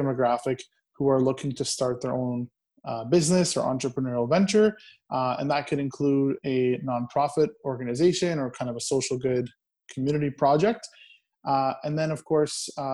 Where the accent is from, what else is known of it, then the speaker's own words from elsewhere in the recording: Brampton, Ontario, Canada; I'm a entrepreneur from Brampton, Ontario